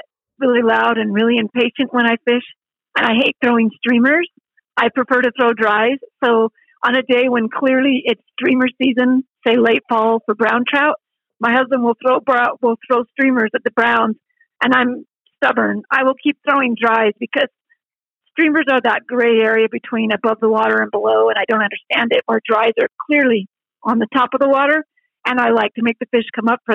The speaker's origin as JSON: {"language": "English", "town": "Salt Lake City", "region": "Utah", "country": "United States", "tie": "born or raised there", "moved": "as an adult", "lives_now": "Idaho, United States", "said": "Growing up in Salt Lake City, that was the Wasatch Mountains"}